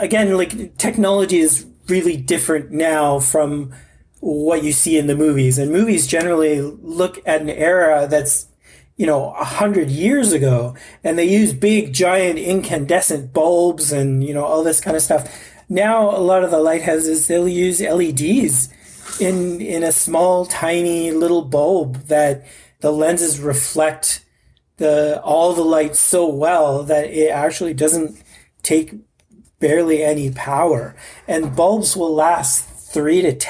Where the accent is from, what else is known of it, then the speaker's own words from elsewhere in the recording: Canada; I'm Canadian. I'm a Canadian guy